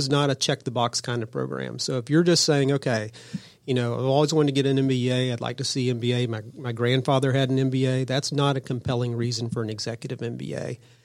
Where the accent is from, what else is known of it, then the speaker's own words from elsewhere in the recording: Cobb County, Georgia, United States; I was born and raised in Cobb County. I'm a Cobb guy